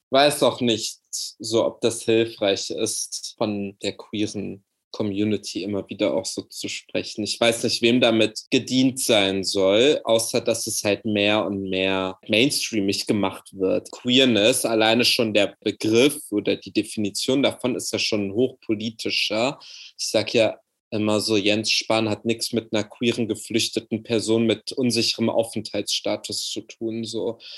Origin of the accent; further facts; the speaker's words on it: Berlin, Germany; born there; Berlin ist mein Geburtsort. Berlin ist die Stadt, wo ich sage, das ist so Heimat für mich.